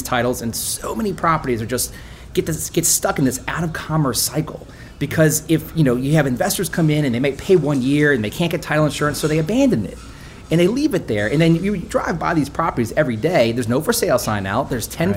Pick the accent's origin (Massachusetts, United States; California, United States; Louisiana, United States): Louisiana, United States; Slidell; I actually grew up in Slidell